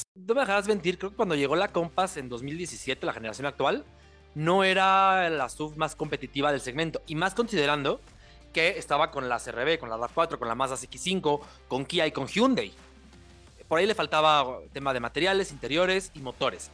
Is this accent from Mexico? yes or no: yes; Mexico